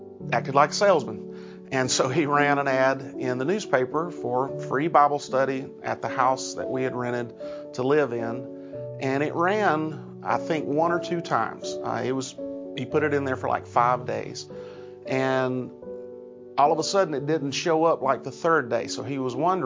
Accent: Rock Hill, South Carolina, United States; I'm from Rock Hill. I grew up here, basically, at another church

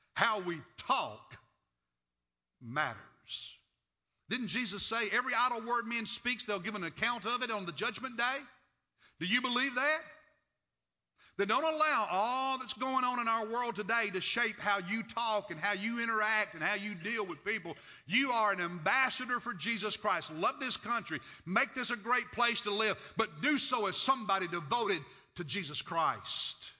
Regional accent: United States; accent: hillbilly; I'm an American citizen

